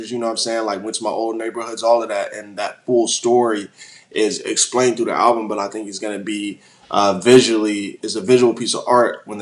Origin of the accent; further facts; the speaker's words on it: Illinois, United States; born there; also born or lived in Hawaii / Washington / San Diego / St. Louis; I was born in Illinois. I moved to Hawaii. I moved to Washington State. I then moved to San Diego. I lived in St. Louis for a little bit.